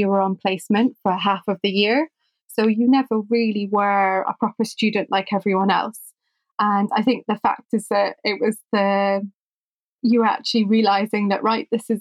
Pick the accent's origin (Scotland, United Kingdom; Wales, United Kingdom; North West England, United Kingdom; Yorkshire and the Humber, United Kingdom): Scotland, United Kingdom; Edinburgh; moved away as an adult; also born or lived in Aberdeen / Oxford; now in London, United Kingdom; I am originally from Edinburgh. I was born and brought up there and lived there until about the age of 18.